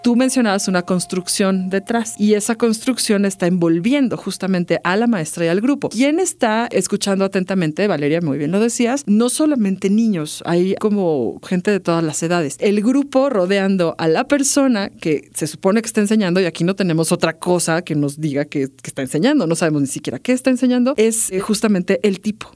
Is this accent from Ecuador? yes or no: no; Mexico